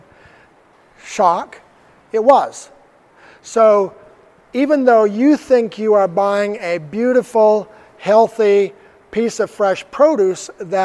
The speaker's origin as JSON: {"language": "English", "region": "Arizona", "country": "United States", "said": "Arizona State University, from my home state"}